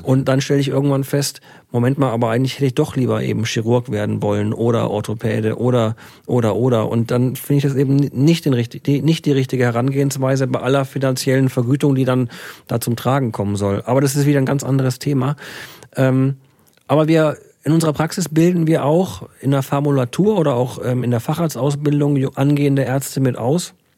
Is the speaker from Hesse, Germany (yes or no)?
no; Würzburg, Bavaria, Germany; now in Iserlohn, Germany; ich bin ein gebürtiger Bayer